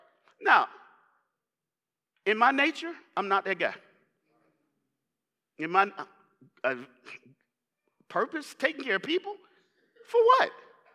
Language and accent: English; the South, United States; I grew up very religious in the South.